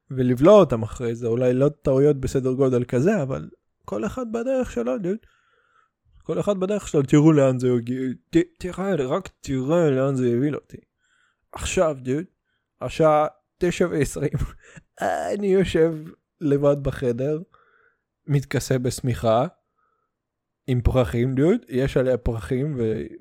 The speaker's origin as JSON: {"language": "Hebrew", "country": "Russia", "said": "אתה יודע, אני רוסי, אז אנחנו חוגגים חג מולד"}